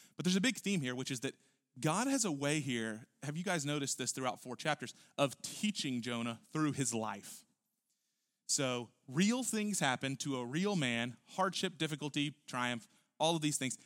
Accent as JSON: {"language": "English", "town": "Houston", "region": "Texas", "country": "United States", "said": "we're from Houston"}